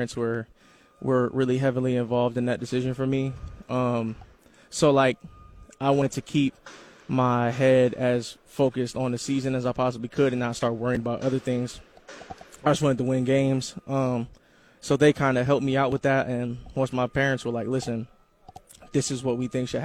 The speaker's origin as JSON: {"language": "English", "town": "Columbus", "region": "Ohio", "country": "United States", "said": "I'm from Columbus, Ohio"}